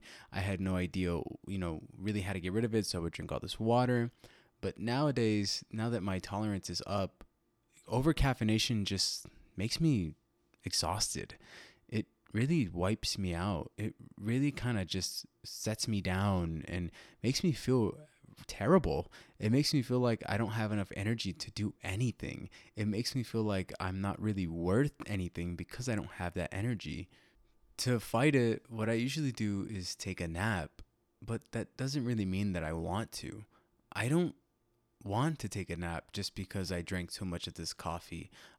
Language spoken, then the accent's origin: English; Illinois, United States; It took the form of something that I grew up with living in Illinois when I was younger, something that I grew up with hearing every night during the summer.